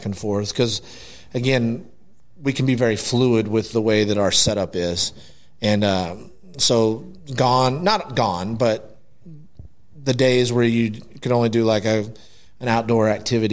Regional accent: Aledo, Texas, United States; I grew up in Aledo and then left for a long time. And then now I'm back

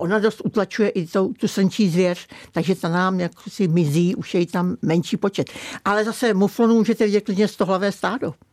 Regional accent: Kokořín, Central Bohemian Region, Czechia; No, tak já jsem přímo z Kokořínska a přímo z Kokořína. Takže já jsem vlastně v centru, eh, Kokořínské oblasti a jsem tam od narození

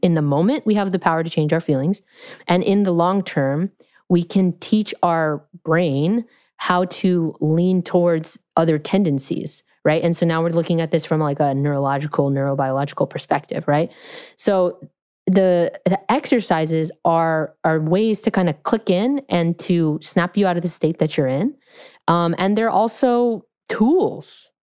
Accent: California, United States; I'm from California

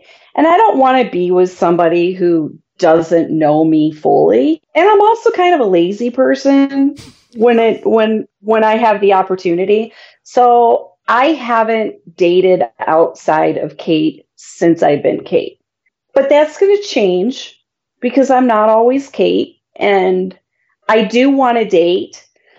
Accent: Midwest, United States; I'm from the Midwest.

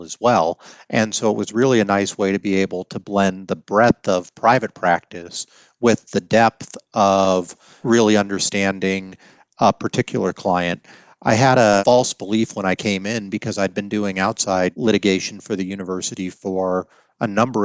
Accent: Colorado, United States; I grew up in Colorado

